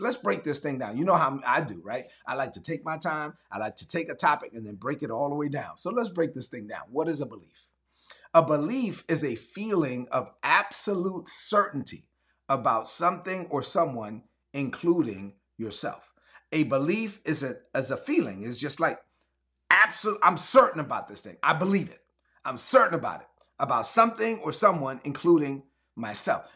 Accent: Brooklyn, New York, United States; growing up in Brooklyn and my mom being an immigrant

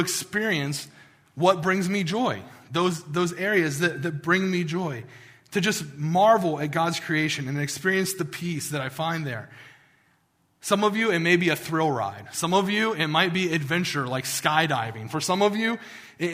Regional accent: West Virginia, United States; I'm from West Virginia

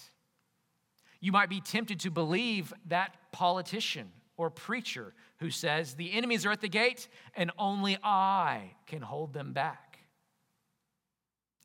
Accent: Jackson, Alabama, United States; moved away; also born or lived in England; Growing up in Clark County, in Jackson, Alabama

